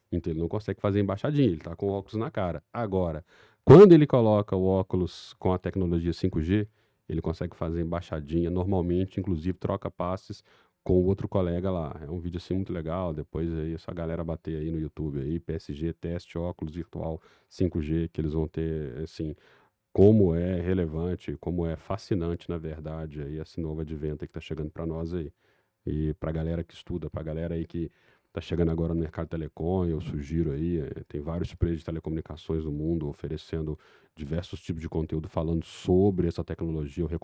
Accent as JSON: {"language": "Portuguese", "town": "Belo Horizonte", "region": "Minas Gerais", "country": "Brazil", "said": "mineiro mesmo. Mineiro mesmo de Belzonte"}